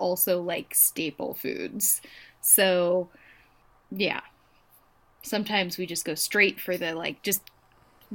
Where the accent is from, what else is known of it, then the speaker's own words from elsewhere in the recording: Pacific Northwest, United States; I grew up in the Pacific Northwest